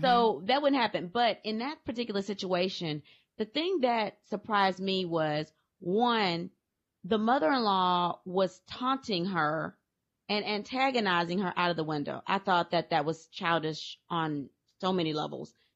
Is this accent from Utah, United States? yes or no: no; Louisiana, United States; I'm from Louisiana